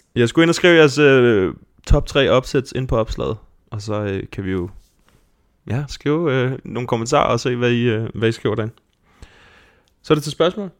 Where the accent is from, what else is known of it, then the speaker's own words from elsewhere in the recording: Denmark; os som danskere